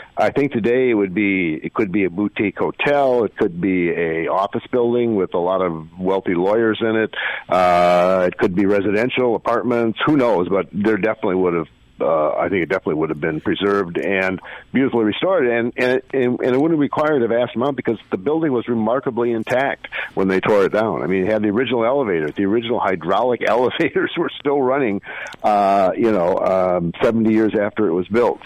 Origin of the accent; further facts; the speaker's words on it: Minneapolis, Minnesota, United States; now in St. Paul, United States; I grew up in Minneapolis